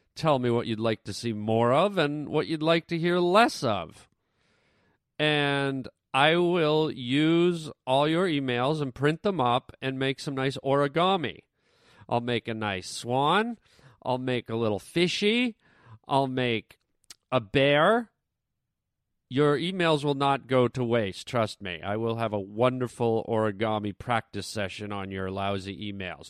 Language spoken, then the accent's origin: English; Canada; now in United States; I'm Canadian